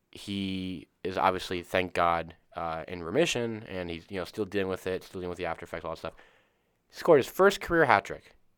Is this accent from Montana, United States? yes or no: no; Tampa, Florida, United States; we're from Tampa